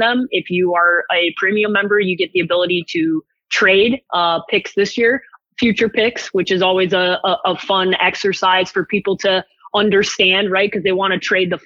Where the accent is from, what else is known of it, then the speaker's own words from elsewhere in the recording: Chicago, Illinois, United States; I grew up in Chicago